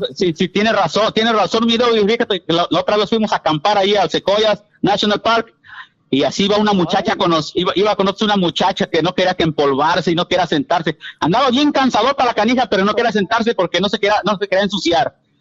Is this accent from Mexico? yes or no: yes; Puebla, Mexico; moved away; Yo soy originario de Puebla